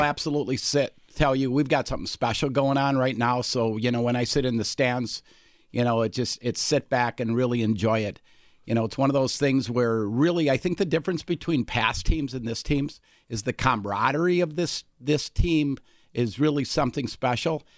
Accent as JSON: {"language": "English", "town": "Alexandria", "region": "Minnesota", "country": "United States", "tie": "born or raised there", "moved": "yes", "said": "I grew up in Alexandria, Minnesota"}